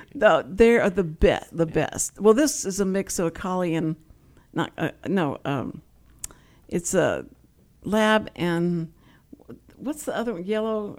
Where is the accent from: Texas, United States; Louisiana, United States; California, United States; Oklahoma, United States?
Texas, United States; Houston; accent: Texas; I grew up in Houston, and was born and raised in Houston